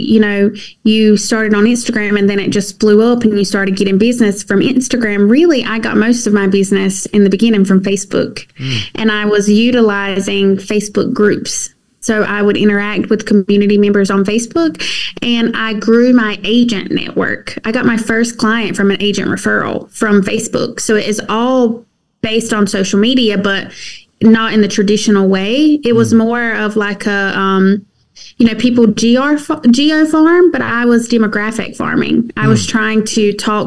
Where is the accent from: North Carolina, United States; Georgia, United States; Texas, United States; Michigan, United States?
North Carolina, United States; southeastern; moved away as an adult; now in Columbia, South Carolina, United States; I'm originally from North Carolina, southeastern North Carolina